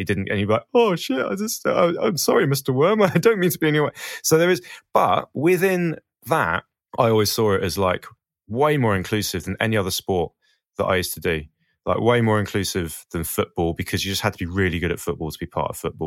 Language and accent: English; Portsmouth, South East England, United Kingdom; I'm from Portsmouth. Portsmouth had the biggest concrete skate park in Europe for a long time. So I had some good skaters down there